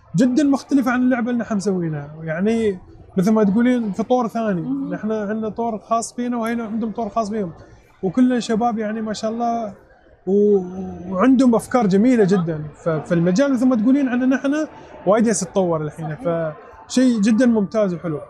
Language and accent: Arabic; United Arab Emirates; نحن كاماراتيين او كخليجيين او كعربيين